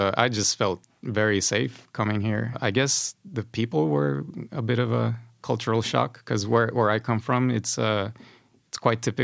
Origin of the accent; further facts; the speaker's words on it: Honduras; moved away as an adult; also born or lived in United States; now in Sweden; I come from Honduras. It's a Central American country. I had a pretty good life there as far as childhood and teenage years are concerned